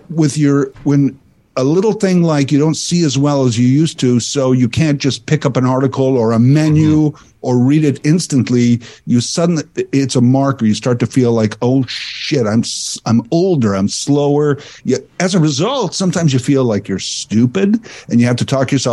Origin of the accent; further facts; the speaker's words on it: Saskatchewan, Canada; similarly growing up in Saskatchewan, I was more in the mid province